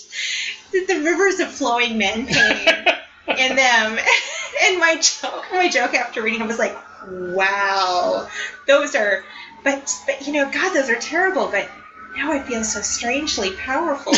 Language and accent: English; Minnesota, United States; I'm from Minnesota